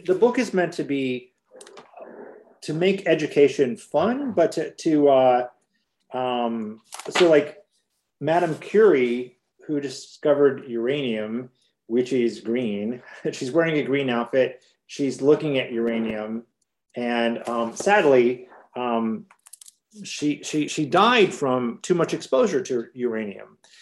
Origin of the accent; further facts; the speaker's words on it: Hammond, Indiana, United States; now in Chicago, United States; I grew up outside of Chicago in Hammond, Indiana, and in Chicago, where is where I live now